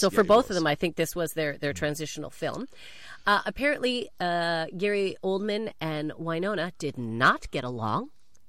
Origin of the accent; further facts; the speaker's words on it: Canada; Keanu's Canadian, just so you know, everyone, that. As a Canadian.